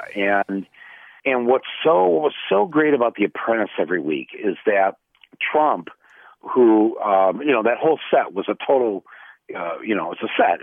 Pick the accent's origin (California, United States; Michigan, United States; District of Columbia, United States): Michigan, United States; Flint; there's a big difference between growing up in Flint and growing up in Ann Arbor. And had I grown up just 60 miles to the south of Flint